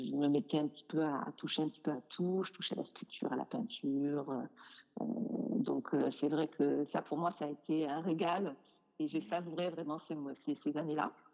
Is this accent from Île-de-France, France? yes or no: no; Nîmes, Occitania, France; moved away as an adult; also born or lived in Montpellier / Toulouse / Paris / London; now in Auvergne, France; je suis de Nîmes